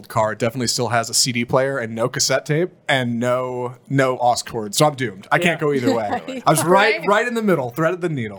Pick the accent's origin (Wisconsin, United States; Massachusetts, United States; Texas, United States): Texas, United States; Houston; I was in Houston